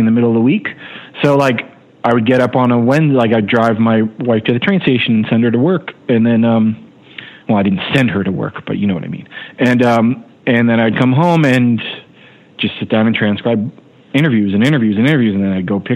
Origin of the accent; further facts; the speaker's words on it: New Jersey, United States; I was a guy from New Jersey